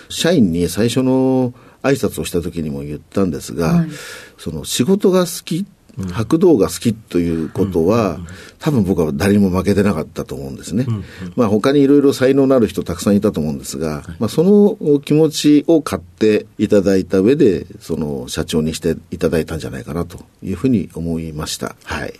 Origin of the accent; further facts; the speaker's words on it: Kawaguchi, Saitama, Japan; 埼玉県の川口市になります。